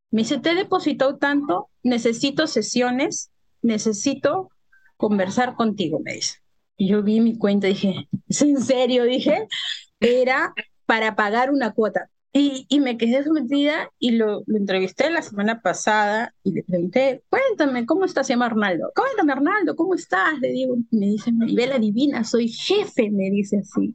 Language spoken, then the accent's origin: Spanish; Lima, Peru; Yo soy de Perú, de Lima, Perú